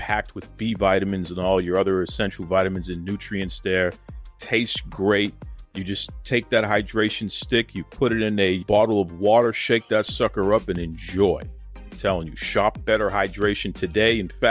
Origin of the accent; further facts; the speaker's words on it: Boston, Massachusetts, United States; accent: New England; as a New England accent, because I actually pronounce my R's. So so you may not immediately know I'm from Boston from the beginning, but you definitely know that I'm a Yankee, you know, some kind of northerner, what have you here.